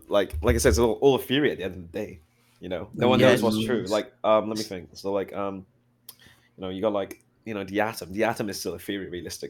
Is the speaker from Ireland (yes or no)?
no; United Kingdom; From the UK.